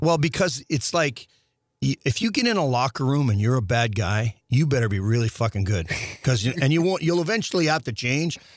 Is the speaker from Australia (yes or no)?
no; Saskatchewan, Canada; born or raised there; now in St. Louis, United States